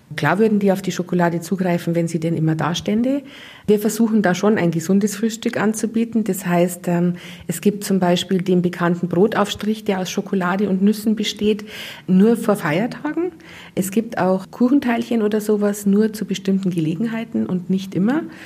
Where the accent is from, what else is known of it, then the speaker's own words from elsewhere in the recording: Munich, Bavaria, Germany; now in Trostberg, Germany; ich komme aus München